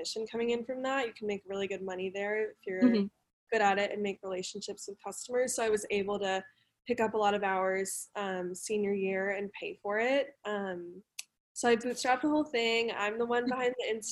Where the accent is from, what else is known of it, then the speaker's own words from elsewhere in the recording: Denver, Colorado, United States; also born or lived in Mexico City, Mexico; I'm from Denver, and I was scouted when I was like 13 in a Walgreens